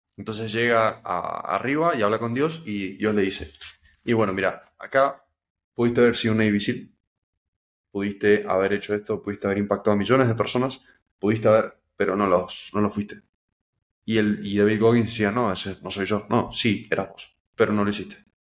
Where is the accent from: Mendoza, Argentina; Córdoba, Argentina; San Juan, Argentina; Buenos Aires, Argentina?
Mendoza, Argentina; yo no tengo parientes acá, yo soy de Mendoza